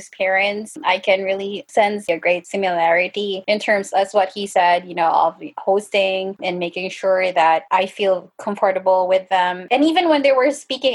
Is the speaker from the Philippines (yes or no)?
yes; Philippines; moved away as an adult; I still do have conservative views from my upbringing in the Philippines